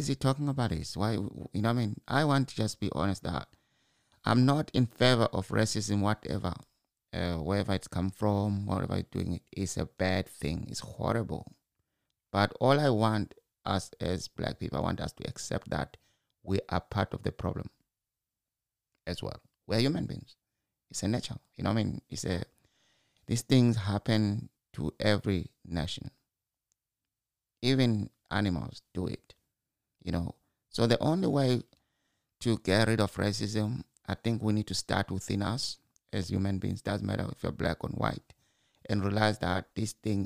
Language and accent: English; Zimbabwe; I'm from Zimbabwe and I can walk from my mother's house